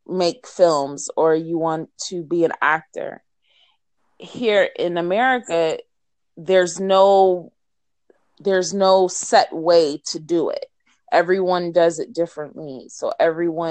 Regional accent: Los Angeles, California, United States; I'm from Los Angeles

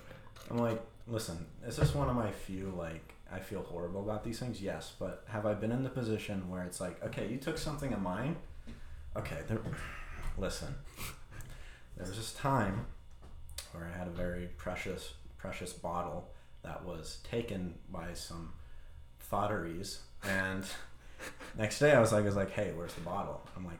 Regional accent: Holdrege, Nebraska, United States; Honestly, it wasn't that bad. It was just kind of like chaos, because like you get into those small towns and you get a lot of different like characters.

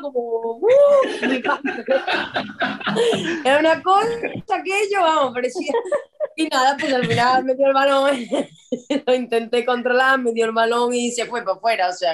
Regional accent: Córdoba, Andalusia, Spain; moved away as an adult; now in Ourense, Spain; yo soy de Córdoba, pero llevo ya 12 años aquí en Orense

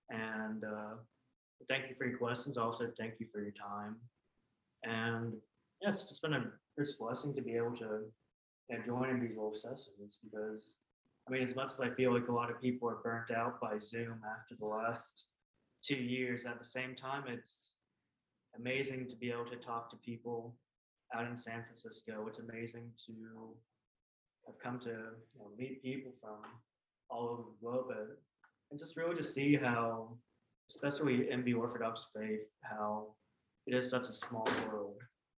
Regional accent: Vietnam; born there; whereas I was born in Vietnam, which is the unified North.

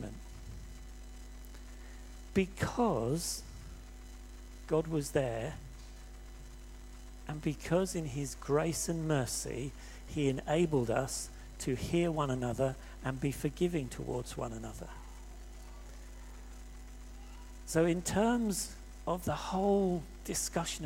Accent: England, United Kingdom; I'm white, I'm English, I'm fairly tall, and because of my accent

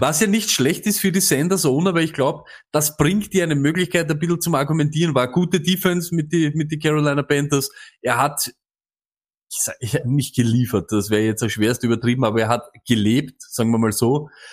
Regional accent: Austria; Als Österreicher

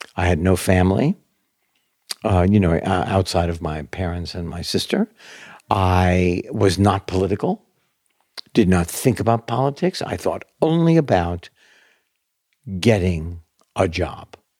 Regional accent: New York City, New York, United States; born or raised there

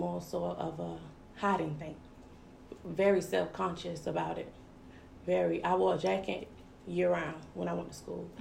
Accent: Savannah, Georgia, United States; I was born and raised in Savannah

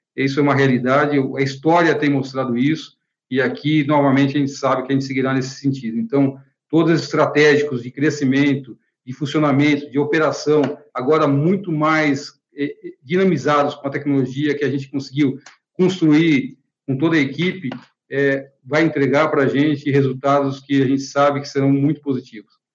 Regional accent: Brazil; como brasileiros

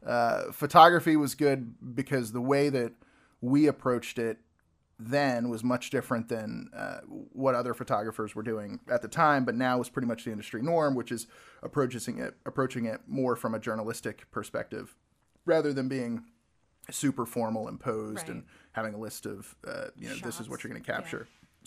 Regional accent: North Augusta, South Carolina, United States; I was born in Augusta, Georgia. We actually lived in North Augusta, South Carolina, which is just over the border.

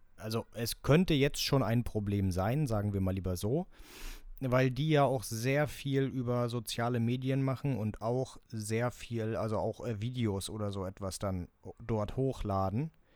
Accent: Germany

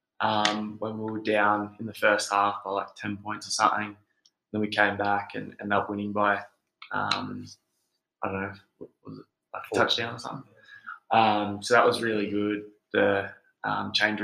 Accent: Melbourne, Victoria, Australia; moved away as an adult; now in Utah, United States; I'm from Melbourne, Australia

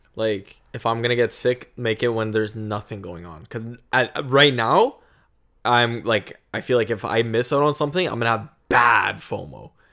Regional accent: Canada; being a Canadian

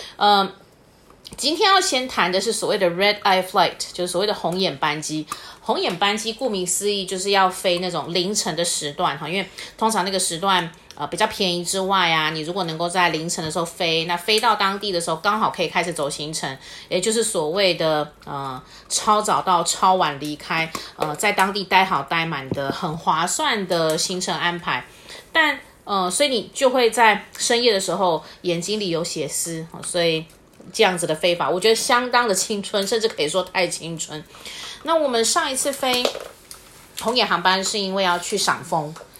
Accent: Taiwan; 身为台湾人

